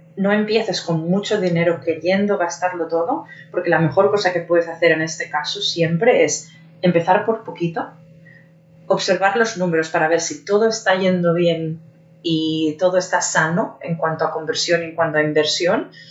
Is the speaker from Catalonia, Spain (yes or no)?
yes; Barcelona, Catalonia, Spain; moved away as an adult; now in Germany; mi ciudad natal